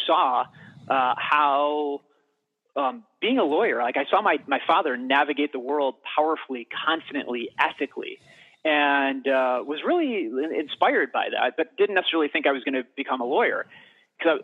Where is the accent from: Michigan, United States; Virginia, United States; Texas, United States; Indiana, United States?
Michigan, United States; I was born and raised in Michigan